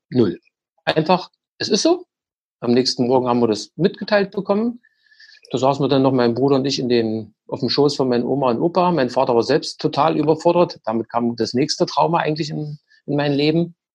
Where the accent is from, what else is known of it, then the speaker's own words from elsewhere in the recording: East Germany, Germany; Also ich bin ja auch in der DDR groß geworden.